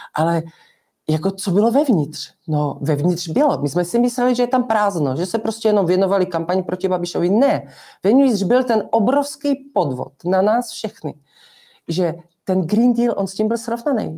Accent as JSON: {"language": "Czech", "country": "Czechia"}